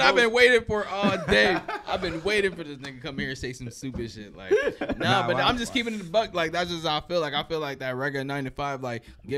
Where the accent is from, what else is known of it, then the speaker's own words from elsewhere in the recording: Chicago, Illinois, United States; I'm from Chicago. The trenches out of Chicago